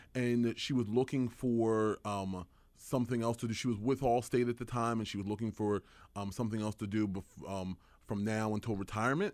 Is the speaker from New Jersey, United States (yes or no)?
yes; Edgewater Park, New Jersey, United States; also born or lived in Washington, D.C.; we grew up in Burlington County, right in Edgewater Park